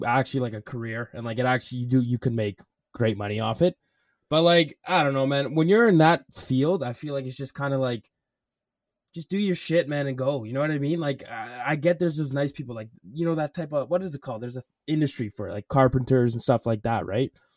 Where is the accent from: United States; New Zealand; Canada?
Canada; Alberta; I'm Canadian